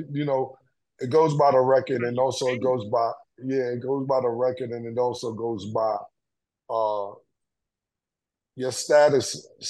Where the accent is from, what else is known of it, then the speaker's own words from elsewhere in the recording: New York City, New York, United States; I'm from Harlem.